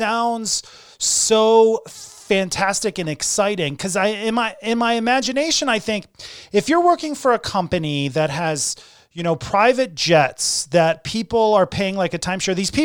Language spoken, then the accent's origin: English; Hartford, Connecticut, United States; I'm from Hartford, Connecticut